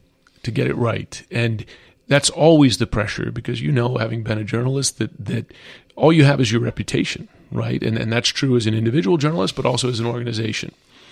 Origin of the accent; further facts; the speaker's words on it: United States; It's worrisome, just as an American and as a journalist